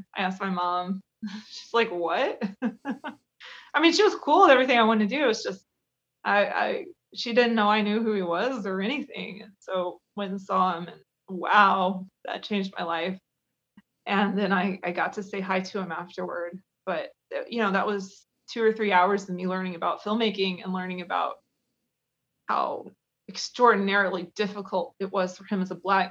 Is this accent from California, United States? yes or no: no; Kentucky, United States; I mean, I'm from Kentucky, so you kind of have to.